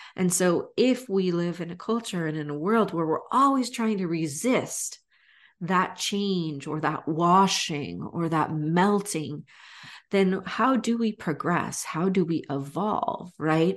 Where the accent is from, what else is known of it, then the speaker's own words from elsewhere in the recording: United States; also born or lived in Florida; I'm half Brazilian, but I write from growing up in the States